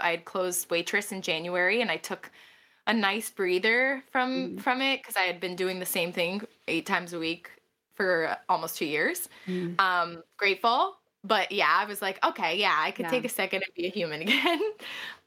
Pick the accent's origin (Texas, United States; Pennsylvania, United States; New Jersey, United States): Pennsylvania, United States; Wilkes-Barre; now in New York City, United States; I'm from Wilkes-Barre, Scranton, Pennsylvania. Living in New York City